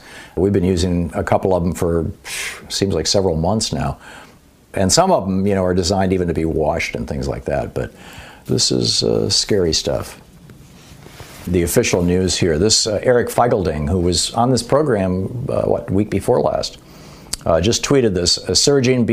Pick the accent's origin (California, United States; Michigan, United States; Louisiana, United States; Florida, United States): Michigan, United States; I grew up in Michigan